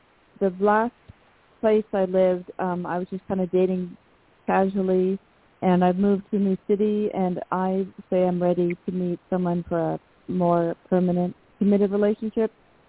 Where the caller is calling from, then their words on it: Washington, United States; from Washington State.